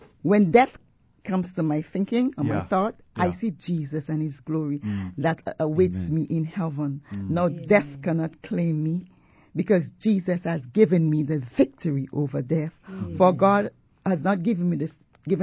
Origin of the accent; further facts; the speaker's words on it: St. Vincent & Grenadines; I remember as a little girl growing up in the Isle of St. Vincent, where I was born